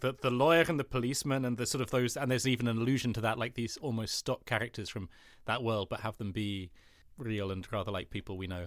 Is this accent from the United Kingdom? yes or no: yes; United Kingdom; I have Danish heritage, like my, that's, but I have a German passport as well as a British one. And so, like, and I was I've always lived in this country, which is the U K